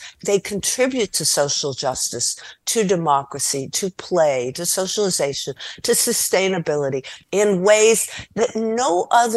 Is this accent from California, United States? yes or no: yes; Los Angeles, California, United States; also born or lived in Costa Rica / Guatemala; I come from Los Angeles